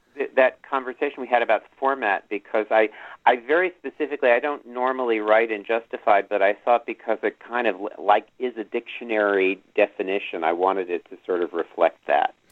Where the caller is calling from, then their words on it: New York City, New York, United States; I'm calling from Manhattan